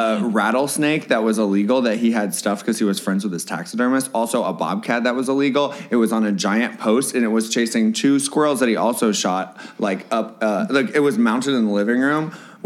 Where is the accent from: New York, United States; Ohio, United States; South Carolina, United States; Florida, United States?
Florida, United States